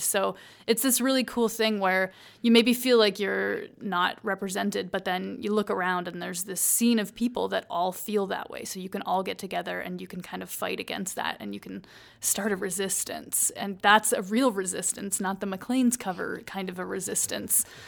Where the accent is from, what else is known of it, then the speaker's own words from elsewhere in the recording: Paisley, Ontario, Canada; moved away as an adult; also born or lived in St. Catharines, Ontario; now in Calgary, Canada; I grew up in a small town in Ontario. It's called Paisley.